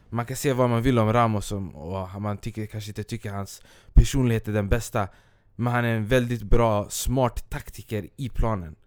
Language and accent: Swedish; Stockholm, Stockholm County, Sweden; jag kommer från Askeby, det är en del av Rinkeby